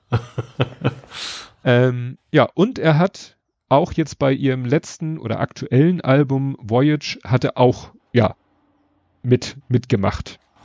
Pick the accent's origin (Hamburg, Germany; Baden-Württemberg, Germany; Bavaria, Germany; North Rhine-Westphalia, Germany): Hamburg, Germany; ich als Hamburger